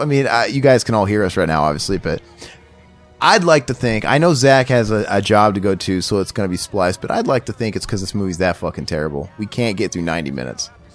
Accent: Missouri, United States; moved away; I'm from Missouri

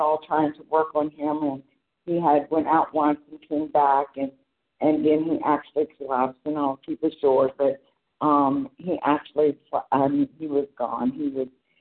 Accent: Hillsboro, Ohio, United States; I'm from Hillsboro, Ohio

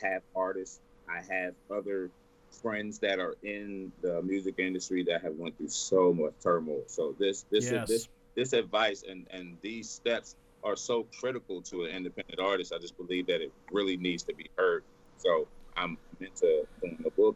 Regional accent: Texas, United States; I'm born and raised in Texas

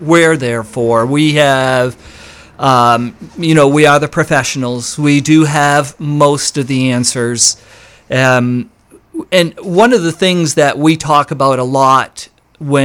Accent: East Millinocket, Maine, United States; moved away as an adult; also born or lived in Southeastern US; I'm originally from East Millinocket, so I started there years ago

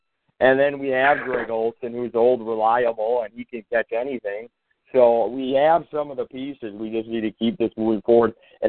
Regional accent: Wisconsin, United States; Me, I'm from Wisconsin.

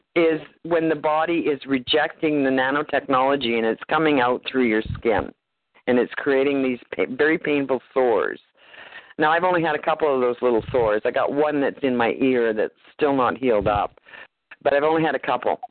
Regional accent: Canada; also born or lived in Nanaimo, British Columbia

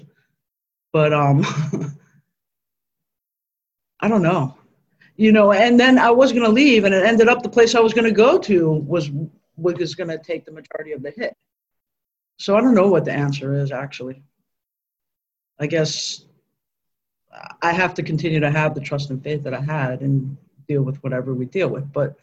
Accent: Miami Beach, Florida, United States; I was born and raised here in Miami Beach

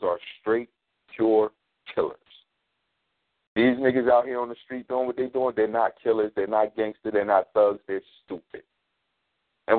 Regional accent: Philadelphia, Pennsylvania, United States; I'm from North Philly.

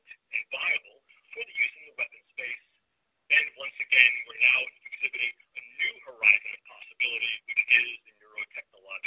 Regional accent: New York, United States; accent: New York; my New York accent

